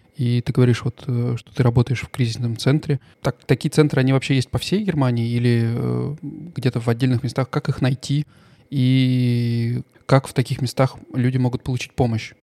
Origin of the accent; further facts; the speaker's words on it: Russia; now in Stuttgart, Germany; я из России